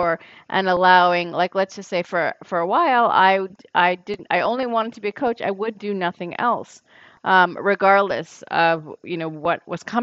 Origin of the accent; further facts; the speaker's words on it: New York City, New York, United States; growing up in New York City